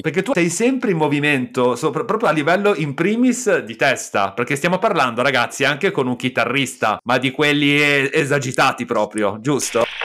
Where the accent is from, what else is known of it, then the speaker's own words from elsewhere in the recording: Milan, Lombardy, Italy; io e Nicolò siamo di Milano